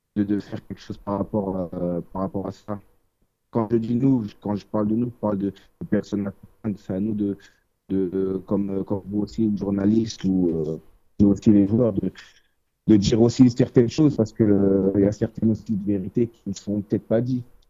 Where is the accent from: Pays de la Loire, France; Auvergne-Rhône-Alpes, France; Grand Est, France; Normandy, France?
Normandy, France; Évreux; now in Paris, France; À la base, on est de Évreux